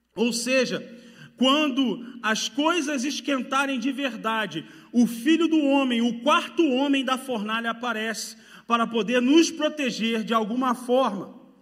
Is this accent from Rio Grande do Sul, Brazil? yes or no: no; Rio de Janeiro, Brazil; moved away; pelo meu sotaque, sabe, já percebeu que eu sou do Rio de Janeiro